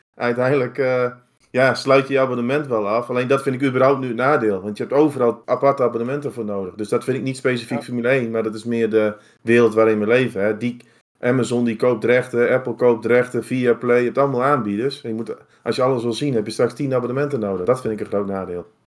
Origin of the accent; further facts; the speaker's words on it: Netherlands; ons als Nederlanders